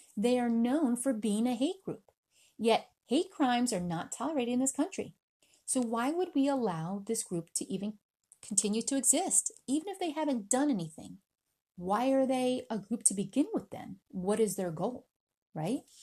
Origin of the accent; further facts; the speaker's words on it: United States; also born or lived in Philippines; I was born in the Philippines. I was raised in America.